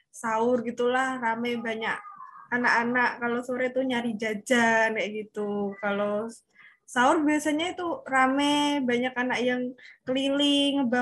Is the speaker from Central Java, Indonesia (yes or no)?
yes; Semarang, Central Java, Indonesia; Aku asli Semarang.